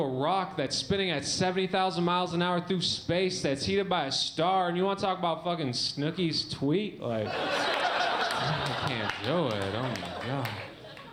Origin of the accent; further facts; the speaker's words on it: Michigan, United States; I grew up in Michigan